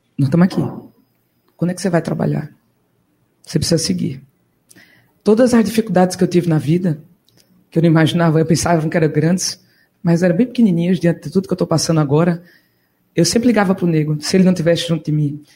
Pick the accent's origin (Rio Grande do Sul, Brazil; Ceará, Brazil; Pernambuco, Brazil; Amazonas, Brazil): Pernambuco, Brazil; Caruaru; moved away; Caguaru, na arena, é lá de onde eu vim, é lá que eu sempre volto para buscar energia de novo